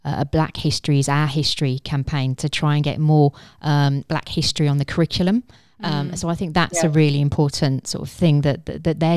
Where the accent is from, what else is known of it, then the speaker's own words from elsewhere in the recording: Birmingham, West Midlands, United Kingdom; I'm from Birmingham